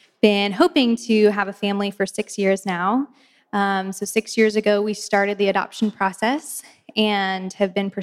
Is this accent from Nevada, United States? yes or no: no; Oklahoma City, Oklahoma, United States; I am from Oklahoma City, and I work there